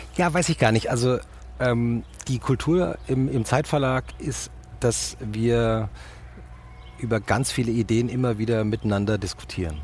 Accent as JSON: {"language": "German", "town": "Langgöns", "region": "Hesse", "country": "Germany", "tie": "born or raised there", "also_born_or_lived": "Munich", "moved": "as an adult", "said": "ich bin ja in Langgöns aufgewachsen."}